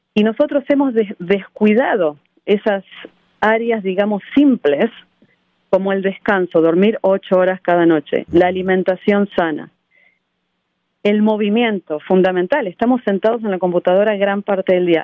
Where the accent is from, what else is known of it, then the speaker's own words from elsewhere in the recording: Argentina; moved away as an adult; now in United States; Yo nací en Argentina en un pueblo muy chico y fui la primera mujer en mi familia en ir a la universidad